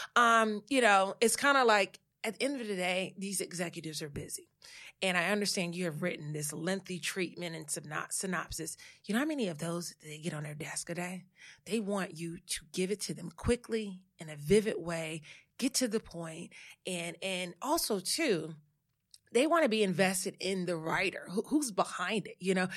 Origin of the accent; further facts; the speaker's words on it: Saratoga, North Carolina, United States; moved away as an adult; also born or lived in Louisiana; now in New York, United States; I am a Southerner that has, you know, was transplanted, moved to New York, but I am from a little small town called Saratoga, North Carolina, eight hundred people, one stoplight